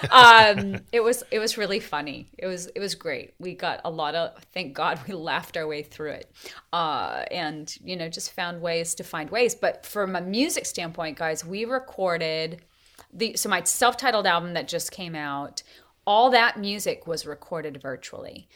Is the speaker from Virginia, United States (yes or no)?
no; Montana, United States; also born or lived in Tennessee; now in North Carolina, United States; we raised cattle growing up in Montana